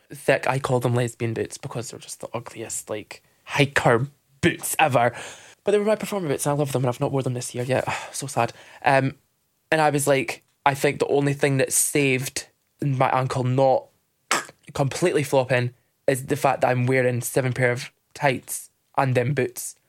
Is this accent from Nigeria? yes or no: no; Dundee, Scotland, United Kingdom; I'm from Dundee